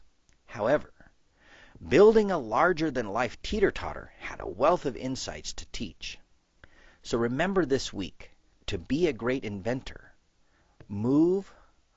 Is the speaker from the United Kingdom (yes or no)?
no; Southeast, United States; I grew up in the Southeast